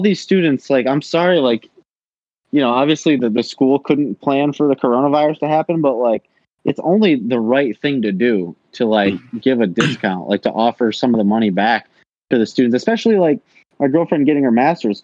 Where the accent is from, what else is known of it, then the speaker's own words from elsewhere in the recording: Linden, Michigan, United States; I'm from Linden, which is like it's like 25 minutes from Flint